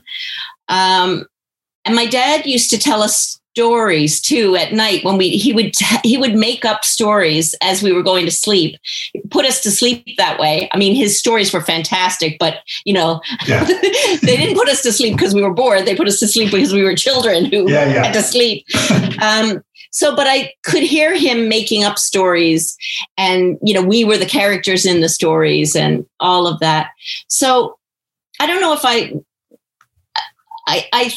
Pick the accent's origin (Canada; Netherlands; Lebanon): Canada; Portugal Cove, Newfoundland and Labrador; I grew up in Portugal Cove